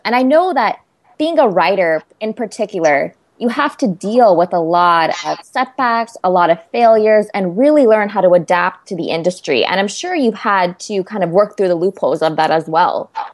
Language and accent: English; Central Valley, California, United States; I'm from the Central Valley